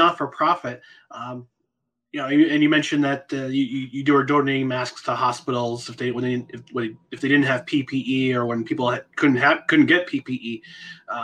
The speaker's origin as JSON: {"language": "English", "region": "New Jersey", "country": "United States", "tie": "born or raised there", "said": "I was born in New Jersey"}